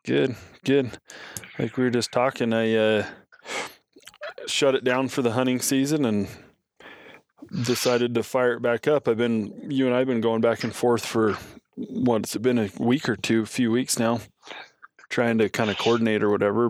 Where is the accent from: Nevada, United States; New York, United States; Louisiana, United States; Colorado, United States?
Nevada, United States; Southern; also born or lived in northwestern Wyoming; now in Wyoming, United States; I grew up in Southern Nevada